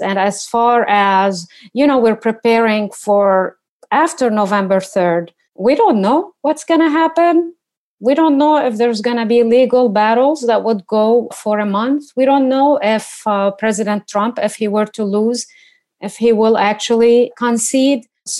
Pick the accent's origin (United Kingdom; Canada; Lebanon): Lebanon; now in Washington, United States; coming from the Middle East, I guess my answer is no. I come from Lebanon